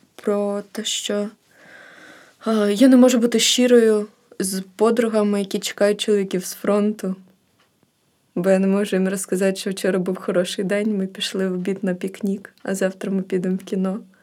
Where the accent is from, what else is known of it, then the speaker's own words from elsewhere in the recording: Kherson Oblast, Ukraine; moved away as an adult; also born or lived in Odesa; now in Kyiv, Ukraine; я з Херсонської області, з села